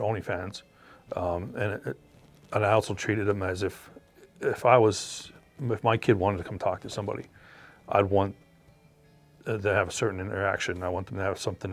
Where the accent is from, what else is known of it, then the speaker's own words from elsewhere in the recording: Frackville, Pennsylvania, United States; This is my hometown. This is where I was born and raised.